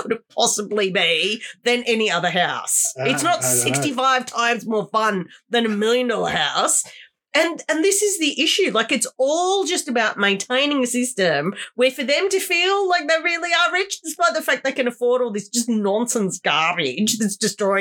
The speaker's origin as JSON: {"language": "English", "town": "Wollongong", "region": "New South Wales", "country": "Australia", "tie": "born or raised there", "said": "I'm from Wollongong. Look, I grew up with horrendous levels of especially youth unemployment around me"}